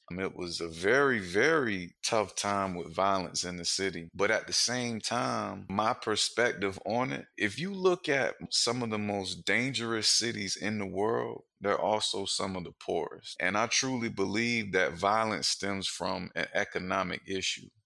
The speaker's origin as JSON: {"language": "English", "town": "Wilmington", "region": "North Carolina", "country": "United States", "tie": "born or raised there", "said": "I'm from Wilmington, North Carolina, and I grew up on the north side of town."}